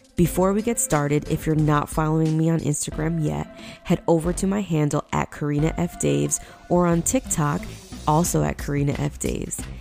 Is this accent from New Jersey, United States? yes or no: yes; Lyndhurst, New Jersey, United States; also born or lived in Union, New Jersey / Highland Park, New Jersey; I grew up in North Jersey in Lyndhurst